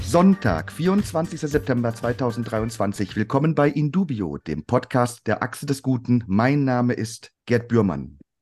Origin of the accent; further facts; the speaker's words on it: Cologne, North Rhine-Westphalia, Germany; muss ich als Kölner